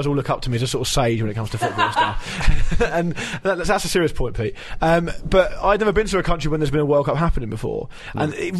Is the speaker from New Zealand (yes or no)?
no; England, United Kingdom; we're English people